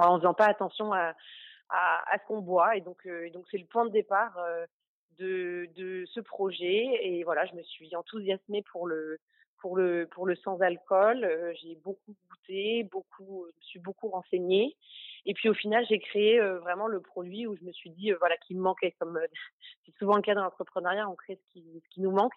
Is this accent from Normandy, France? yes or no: yes; Normandy, France; J'ai grandi en Normandie